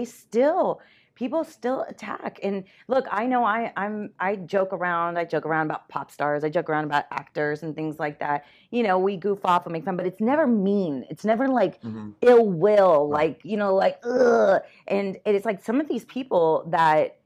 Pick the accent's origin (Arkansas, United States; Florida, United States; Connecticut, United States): Florida, United States; Miami; moved away as an adult; I was born and raised in Miami